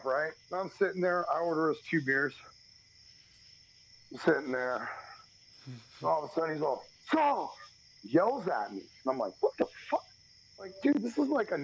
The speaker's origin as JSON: {"language": "English", "region": "Texas", "country": "United States", "said": "we're from Texas."}